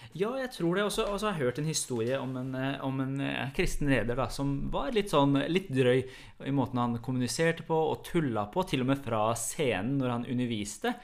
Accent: Iran; Norwegian is a second language; now in Norway; jeg er jo opprinnelig fra Iran og har ikke vært der så lenge

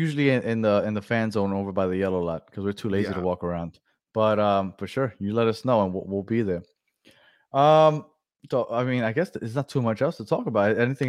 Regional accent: Argentina; Hello, guys. I'm from Argentina. It's almost 2 a.m.

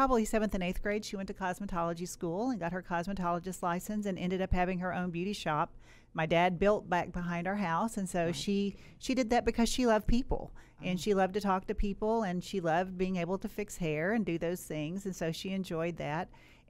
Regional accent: Kentucky, United States; Yeah, so, you know, I grew up in Western Kentucky, and, you know, I had a very hardworking father.

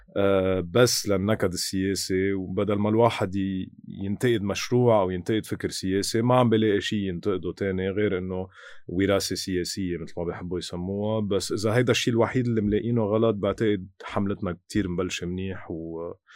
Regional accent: Lebanon

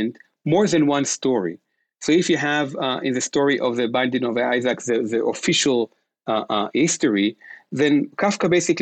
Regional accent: Israel; moved away as an adult; now in United States; I was born and raised in Israel and came to United States.

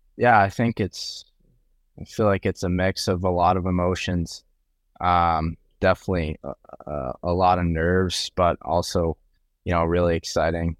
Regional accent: Boston, Massachusetts, United States; growing up in Boston

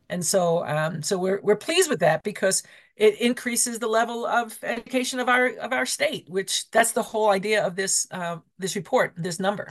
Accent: New York, United States; now in Colorado, United States; I'm from New York

